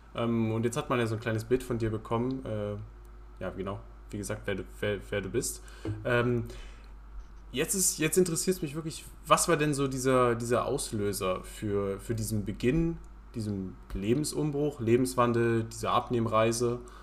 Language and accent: German; Halberstadt, Saxony-Anhalt, Germany; aus meiner Heimatstadt, aus Halberstadt